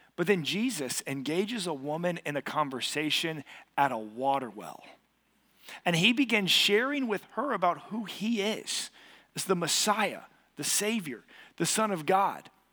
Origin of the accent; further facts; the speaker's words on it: Katy, Texas, United States; I grew up here in Katy